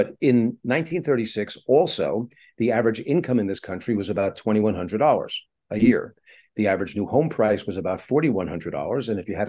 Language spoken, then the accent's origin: English; Brooklyn, New York, United States; also born or lived in Far Rockaway; now in Los Angeles, United States; I'm based in Los Angeles, but I'm originally from New York City. Grew up in Brooklyn and Far Rockaway in New York. I've been in Los Angeles for about 23 odd years.